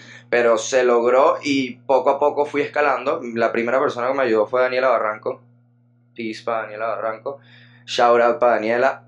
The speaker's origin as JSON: {"language": "Spanish", "country": "Venezuela", "also_born_or_lived": "Caracas", "said": "somos contemporáneos, fue una vaina que en los colegios de Venezuela"}